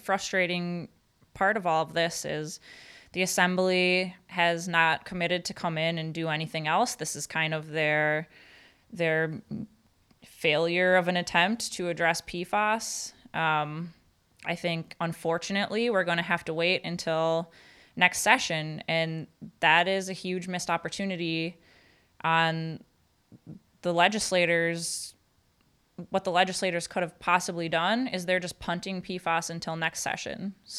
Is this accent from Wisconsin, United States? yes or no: yes; Marinette, Wisconsin, United States; Yes, I am from Marinette. I get to talk about this professionally and personally.